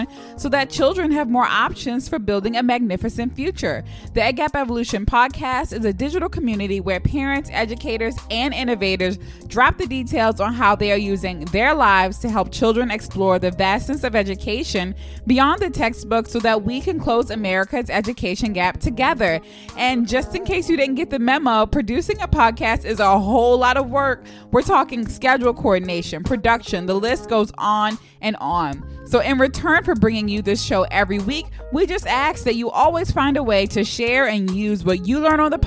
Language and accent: English; Baltimore, Maryland, United States; Right now I'm in Baltimore, Maryland. I'm from Baltimore.